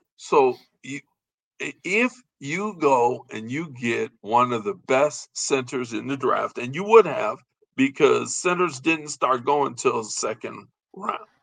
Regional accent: Chicago, Illinois, United States; we're from Chicago

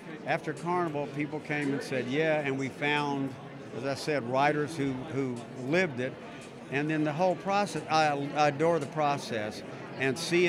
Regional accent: Mobile, Alabama, United States; I grew up on the Gulf Coast in a little town called Mobile, Alabama

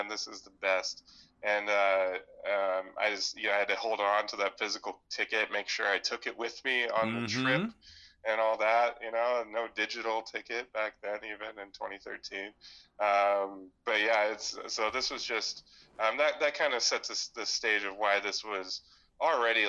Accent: Yakima, Washington, United States; I grew up in Yakima

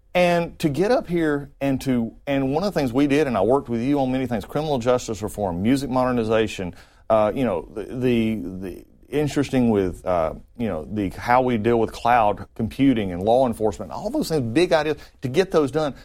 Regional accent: North Georgia, United States; being raised in North Georgia, a little place

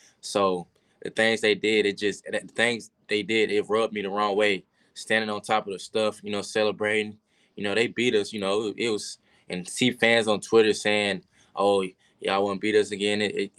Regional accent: Georgia, United States; I had a lot of family there. I'm from Georgia.

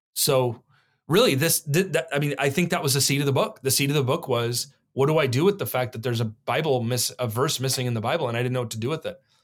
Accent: Oregon, United States; also born or lived in New Mexico; born in New Mexico, but I, I was raised here in Oregon from one on

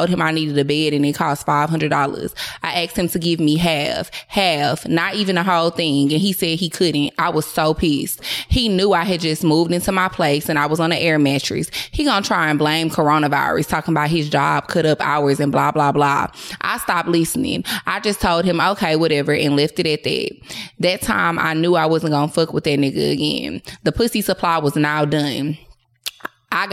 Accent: Philadelphia, Pennsylvania, United States; now in Charlotte, United States; I live in Charlotte now, but I'm from Philly, so I literally will fly to Philly for the dick.

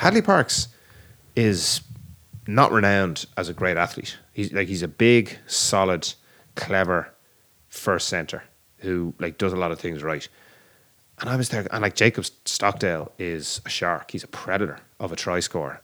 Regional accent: Ireland; we're Irish

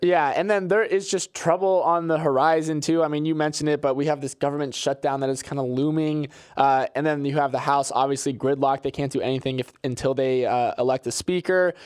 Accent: Florida, United States; moved away; I grew up in Florida and I grew up near a Tropicana factory

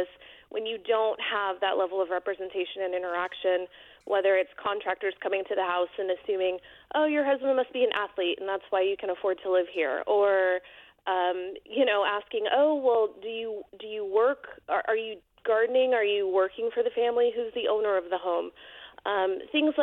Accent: Bay Area, California, United States; now in Alamo, United States; My husband and I are born and raised in the Bay Area

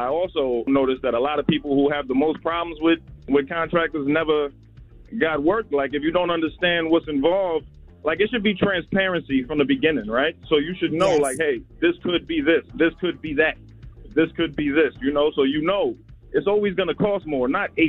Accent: New Jersey, United States; now in Atlanta, United States; I'm from Jersey. I'm in Atlanta right now, though.

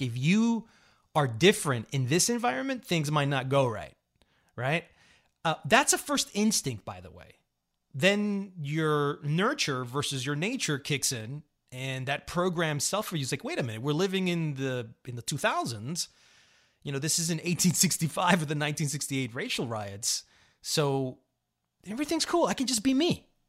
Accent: New York, United States; also born or lived in Colombia; I'm a Latino, I'm a Colombian, right? But I was born in New York.

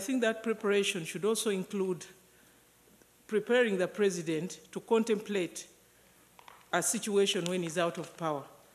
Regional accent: Uganda; now in Tanzania; I come from Uganda. I'm currently living in Tanzania.

